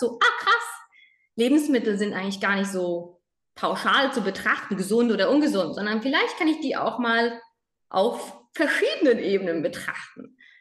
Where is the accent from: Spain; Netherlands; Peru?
Spain; moved away; ich bin in Spanien aufgewachsen